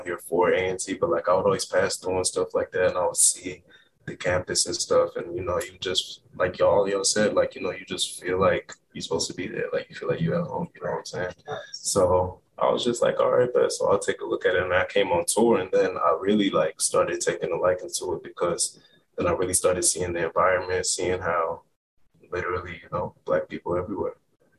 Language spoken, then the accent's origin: English; Charlotte, North Carolina, United States; I'm from Ghana, and I'm from Charlotte.